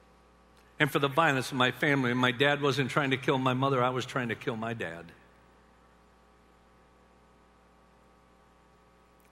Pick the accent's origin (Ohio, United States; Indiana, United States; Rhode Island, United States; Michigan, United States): Michigan, United States; Union City; I grew up in Union City, Michigan